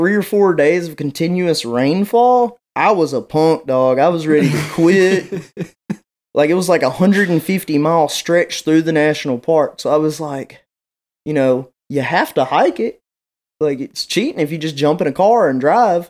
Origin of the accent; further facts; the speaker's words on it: West Tennessee, United States; I'm from West Tennessee